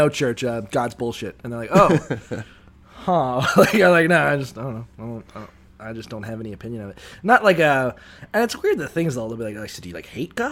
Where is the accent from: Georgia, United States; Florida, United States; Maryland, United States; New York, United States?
Florida, United States; Niceville; growing up in Niceville and thereabouts